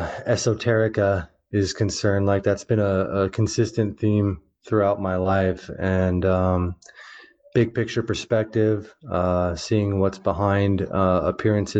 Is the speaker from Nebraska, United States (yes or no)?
yes; Omaha, Nebraska, United States; I grew up in the Midwest, in the heart of the Midwest, in Omaha, Nebraska